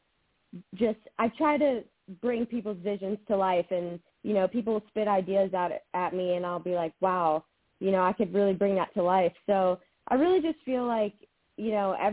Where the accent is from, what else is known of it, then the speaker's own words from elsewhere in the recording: Florence, South Carolina, United States; I did grow up in Florence. I went to West Florence